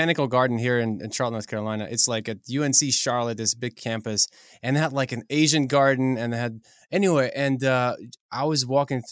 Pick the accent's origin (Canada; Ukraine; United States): Ukraine; moved away; I come from Ukraine